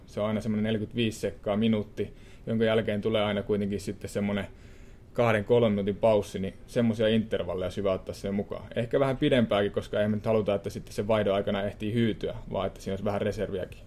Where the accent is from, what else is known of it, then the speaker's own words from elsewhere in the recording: Suonenjoki, North Savo, Finland; moved away; mä oon Suonejoelta pieni pitäjä